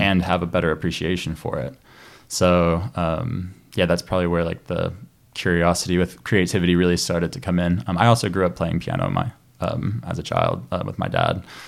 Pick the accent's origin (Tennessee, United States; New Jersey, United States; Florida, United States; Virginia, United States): Tennessee, United States; Chattanooga; I grew up near Chattanooga, Tennessee